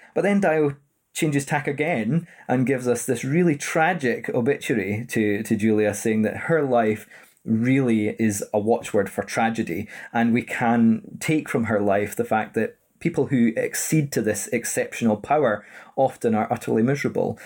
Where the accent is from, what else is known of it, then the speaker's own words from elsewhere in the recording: Edinburgh, Scotland, United Kingdom; born and raised in Edinburgh